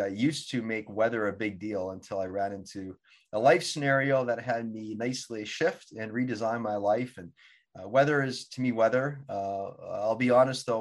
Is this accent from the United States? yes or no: no; Altona, Manitoba, Canada; moved away as an adult; now in Vancouver, Canada; Winnipeg, to be exact, Winnipeg, Manitoba, actually a small community called Altona